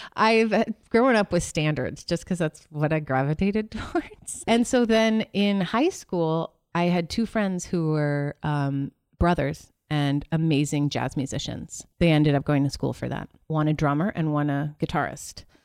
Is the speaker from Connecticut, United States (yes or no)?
no; Middlebury, Vermont, United States; moved away as an adult; also born or lived in Williamstown, Massachusetts; I grew up in Vermont. I was there till college.